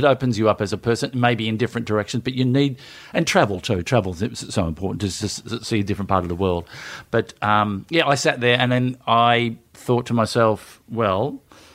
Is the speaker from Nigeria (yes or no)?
no; Melbourne, Victoria, Australia; I grew up in the northern suburbs of Melbourne, Strathmore, which is one stop short of Oak Park, and then Glenroy, and then Broadmeadows